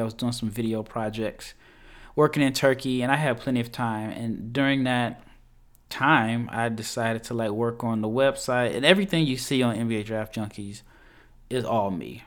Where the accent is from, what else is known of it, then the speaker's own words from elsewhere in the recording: Nebraska, United States; I'm from Nebraska